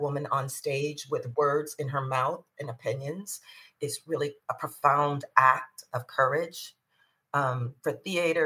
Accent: Detroit, Michigan, United States; I'm from Detroit. I grew up on the Northwest Side, which is like the university district.

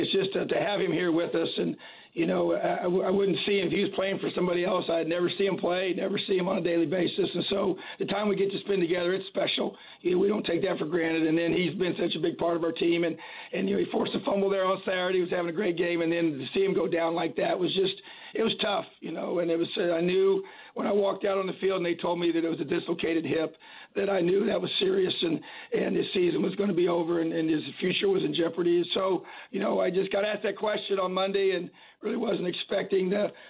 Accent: Indiana, United States; I'm born and raised in Indiana, high school coach in the state for many years

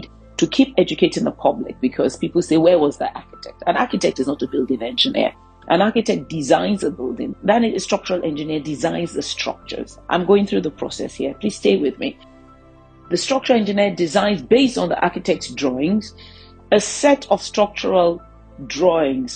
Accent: Nigeria; as a Nigerian

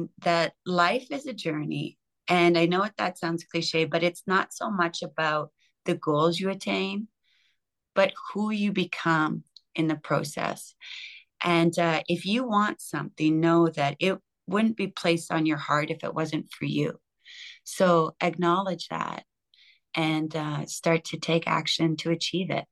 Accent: Canada; I'm Canadian

